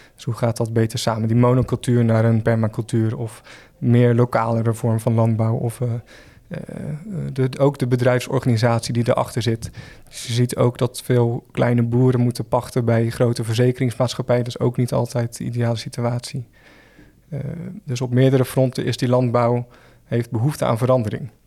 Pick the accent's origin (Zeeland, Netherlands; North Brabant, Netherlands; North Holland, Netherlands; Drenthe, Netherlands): Zeeland, Netherlands; Schouwen-Duiveland, near Zierikzee; now in Rotterdam, Netherlands; ik ben zelf ook een Zeeuw. Ik kom eh, van het eiland Schouwen-Duiveland, vlakbij Zierikzee